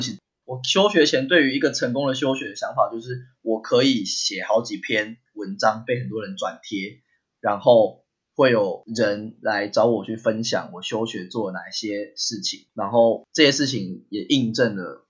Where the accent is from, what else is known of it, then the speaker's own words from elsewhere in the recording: Taiwan; 我们是台湾人